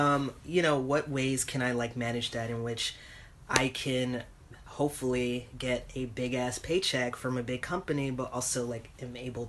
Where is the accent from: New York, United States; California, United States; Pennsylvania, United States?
New York, United States; moved away; I'm from New York